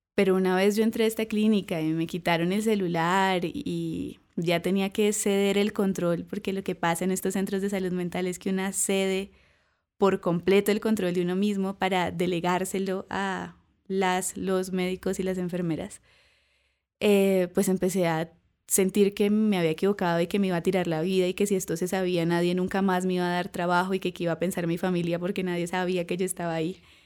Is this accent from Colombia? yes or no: yes; Cúcuta, Norte de Santander, Colombia; also born or lived in Chicago; porque somos de Cúcuta, ahí en toda la frontera con Venezuela